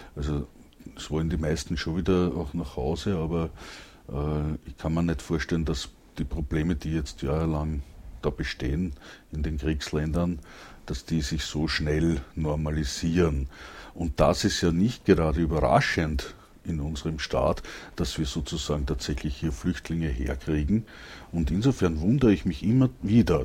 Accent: Langenlois, Lower Austria, Austria; ich komm aus Langenlois, das liegt auch bei Krems, aber in Niederösterreich.

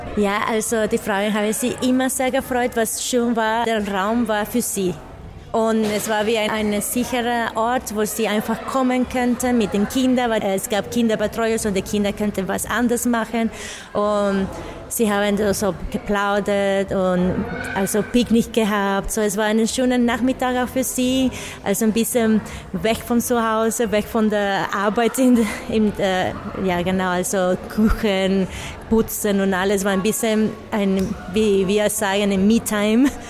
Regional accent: Nicaragua; German is a second language; moved away; Ich komme aus Nicaragua und ich bin Performerin, Tänzerin und Tanzpädagogin

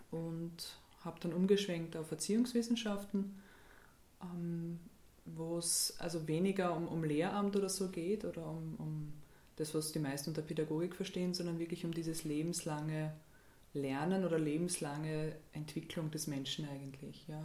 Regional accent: Graz, Styria, Austria; Ja, ich bin geboren in Graz, ähm, bin auch dort aufgewachsen, zur Schule gegangen.

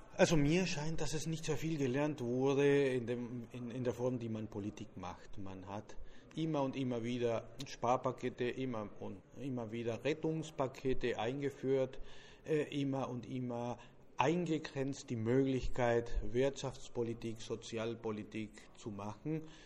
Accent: Argentina; German is a second language; als Argentinier

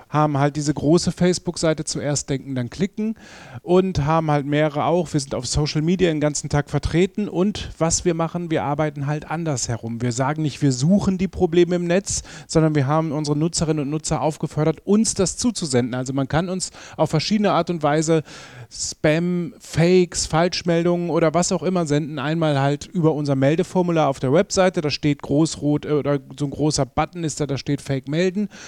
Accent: North Rhine-Westphalia, Germany; moved away as an adult; now in Vienna, Austria; Ich komme eigentlich aus, aus Ostwestfalen. Das ist ziemlich weit nordwestlich in Deutschland.

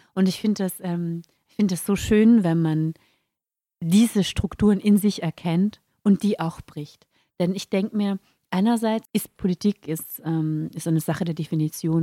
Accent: Carinthia, Austria; als junger Mensch, ich, äh, ich bin in Kärnten geboren

